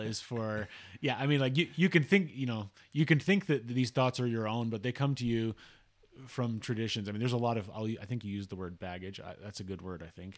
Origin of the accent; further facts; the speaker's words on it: Salt Lake City, Utah, United States; I grew up in the Salt Lake area. I still live in the Salt Lake area in Utah